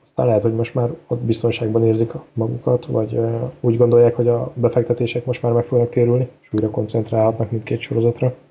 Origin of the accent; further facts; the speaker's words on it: Hungary; mi kicsit olyanok vagyunk, hogy nekünk semmi nem tetszik, mert magyarok vagyunk